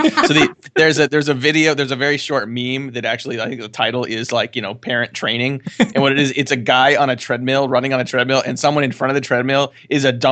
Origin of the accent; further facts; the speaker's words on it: California, United States; I grew up in California. My family's from the Midwest